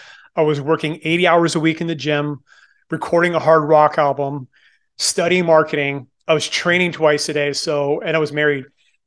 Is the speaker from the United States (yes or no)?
no; Moncton, New Brunswick, Canada; born there; So I was born in Moncton, New Brunswick, which is on the east coast of Canada, and became really passionate about bodybuilding when I was 16.